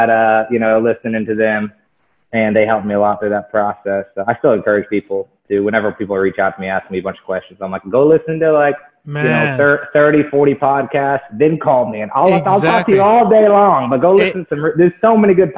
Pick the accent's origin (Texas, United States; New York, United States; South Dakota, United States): Texas, United States; Dallas; I'm from Dallas, Texas, Oak Cliff.